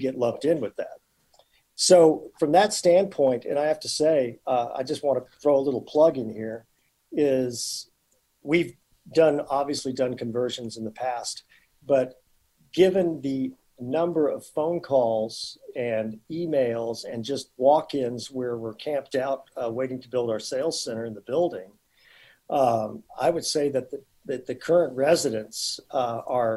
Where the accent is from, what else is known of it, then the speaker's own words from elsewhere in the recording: Dallas, Texas, United States; my home state and hometown here in Dallas